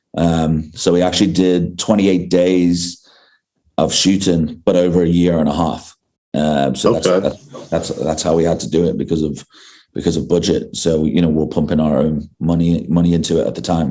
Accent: England, United Kingdom; now in South Africa; I grew up in I grew up in England

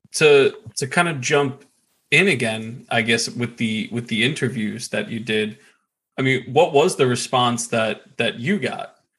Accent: United States; I'm a schmuck from New York, New Jersey.

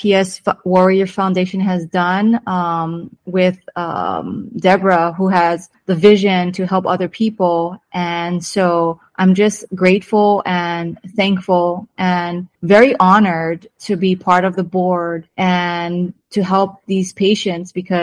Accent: Hawaii, United States; moved away as an adult; also born or lived in California; now in Temecula, United States; I was born and raised in Hawaii

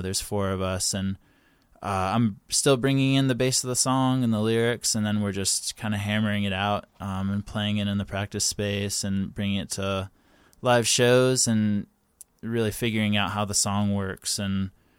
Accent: North Carolina, United States; moved away as an adult; now in Los Angeles, United States; yeah, I moved to Los Angeles from North Carolina about 6 years ago, and I just graduated college

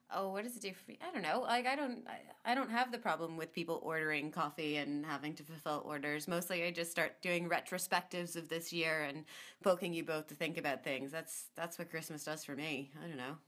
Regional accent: United States

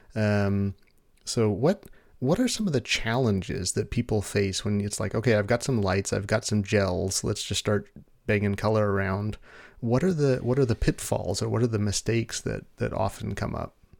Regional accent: United States; I'm stereotyping myself as an American

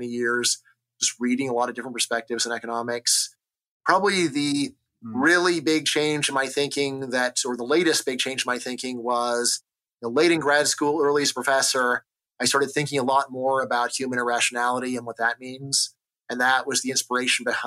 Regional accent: Los Angeles, California, United States; I grew up in Los Angeles back when my area was Reagan country

